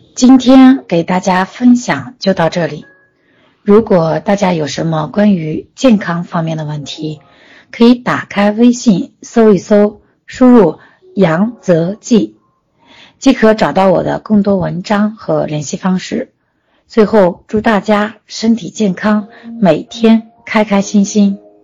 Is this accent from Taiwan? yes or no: no; China; 我们中国人却忽略了一个